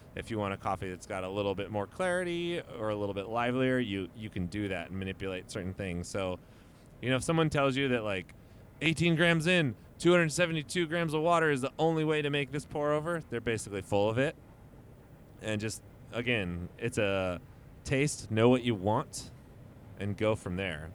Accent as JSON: {"language": "English", "town": "Modesto", "region": "California", "country": "United States", "said": "I'm straight up from Modesto"}